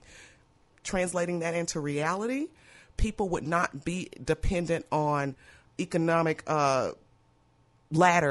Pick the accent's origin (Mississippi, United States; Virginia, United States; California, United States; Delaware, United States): Mississippi, United States; now in Louisiana, United States; I'm from Mississippi